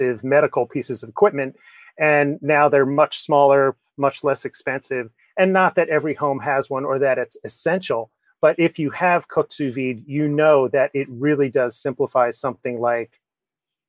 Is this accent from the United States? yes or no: yes; Kinnelon, New Jersey, United States; I grew up in Northeast New Jersey.